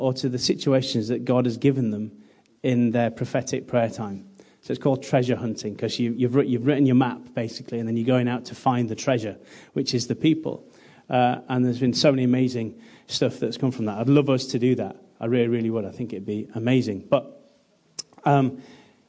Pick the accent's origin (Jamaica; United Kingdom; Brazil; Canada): United Kingdom; British people